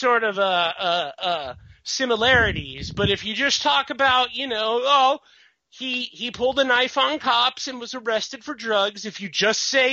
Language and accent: English; Bakersfield, California, United States